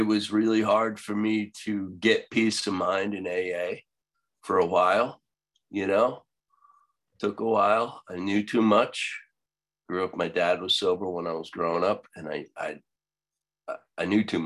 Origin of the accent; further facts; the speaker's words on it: Long Island, New York, United States; I'm from Long Island too.